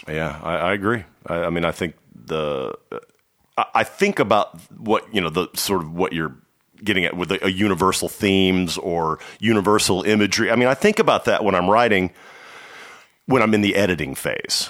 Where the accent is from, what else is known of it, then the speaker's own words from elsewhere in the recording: Dallas, Texas, United States; I, I am from Dallas. I grew up in Dallas.